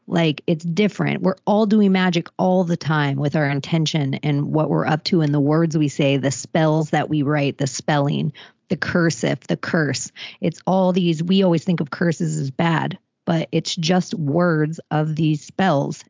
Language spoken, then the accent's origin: English; Palm Beach, Florida, United States; I'm from Florida. I'm from Palm Beach